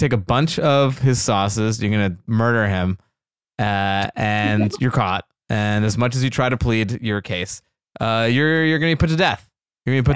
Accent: Florida, United States; I love growing up in Florida

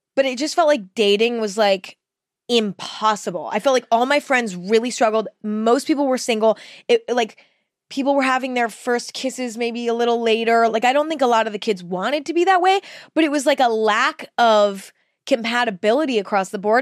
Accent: Northern California, United States; I grew up in California, but in Northern California

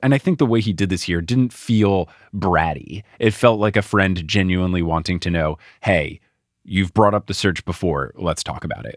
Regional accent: New Jersey, United States; when I was growing up in New Jersey, we'd go down the Jersey Shore all the time in the summers

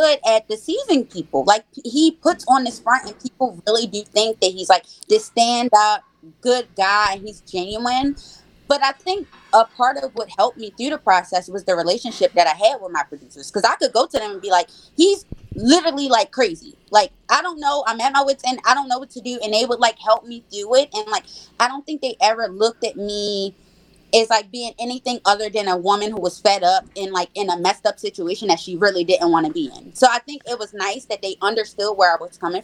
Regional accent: Baltimore, Maryland, United States; now in Laurel, United States; I'm actually originally from Baltimore, though, but I live in Laurel now

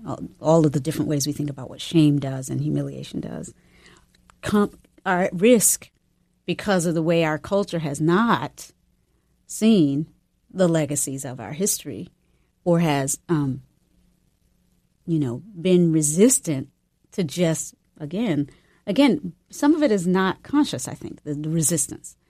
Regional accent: the South, United States; moved away; also born or lived in North Carolina / Virginia / San Francisco; growing up in North Carolina and Virginia

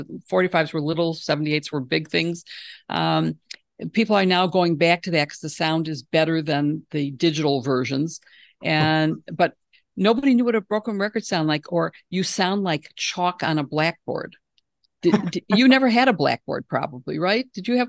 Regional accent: Midwest, United States; both of us say pop. Not soda, because we're both from the Midwest.

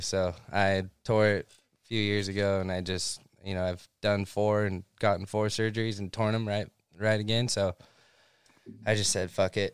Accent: Central California, United States; moved away as an adult; now in Southern California, United States; I grew up in Central California.

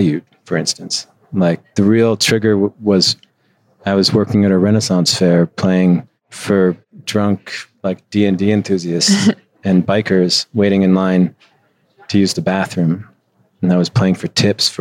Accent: Chicago, Illinois, United States; moved away as an adult; also born or lived in Midwest; now in Los Angeles, United States; I would come back to what was supposed to be my hometown.

